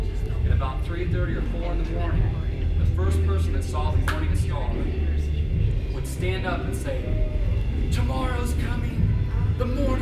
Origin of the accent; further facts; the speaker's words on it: Brazil; I grew up overseas in South America, in Brazil. My parents worked with a group of Indians there, and we were about 2 weeks away from any civilization, so we're out in the middle of nowhere. For 10 years, I lived there.